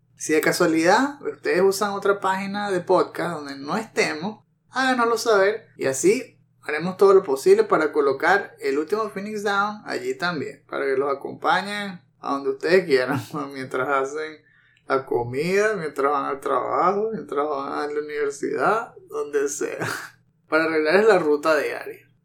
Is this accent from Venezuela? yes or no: yes; Venezuela; accent: Venezuelan; Si no se han dado cuenta todavía por el acento, pues sí, somos venezolanos